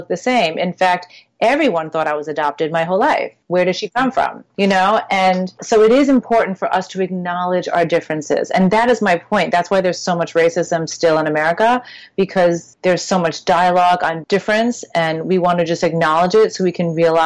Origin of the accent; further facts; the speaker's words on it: Long Island, New York, United States; I grew up in Long Island in predominantly white schools